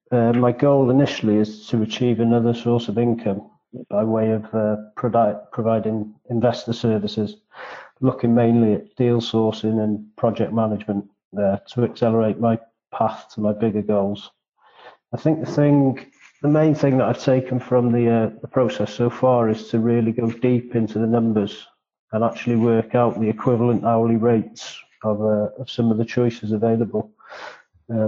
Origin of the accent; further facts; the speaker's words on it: North Wales, United Kingdom; I'm 37 from North Wales.